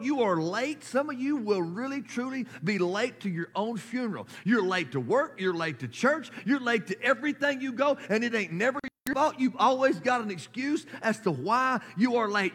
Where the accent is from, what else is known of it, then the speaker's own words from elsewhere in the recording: United States; as American, as a nation